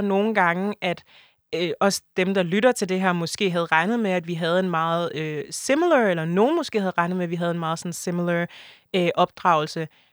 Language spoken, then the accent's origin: Danish; Denmark; also born or lived in Ivory Coast (family ancestry); jeg er stadig mere dansk end sådan mine forældre